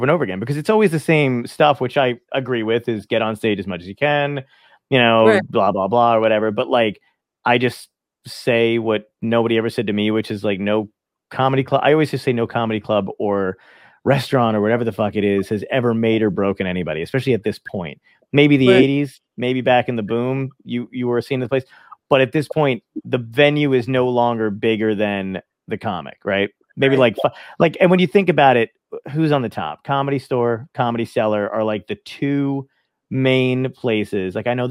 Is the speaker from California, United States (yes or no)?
no; New Jersey, United States; also born or lived in Brooklyn, New York; I'm from Brooklyn. I grew up in New Jersey